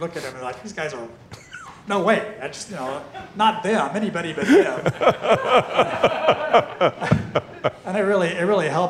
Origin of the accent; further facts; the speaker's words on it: United States; I'm American